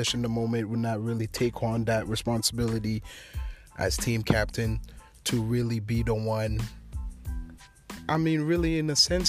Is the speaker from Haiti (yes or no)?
yes; Haiti; my home country, Haiti